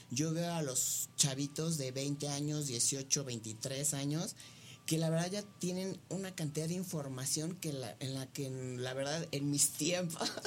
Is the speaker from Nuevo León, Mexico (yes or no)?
no; Mexico City, Mexico; born there; nací en la Ciudad de México, tengo 38 años.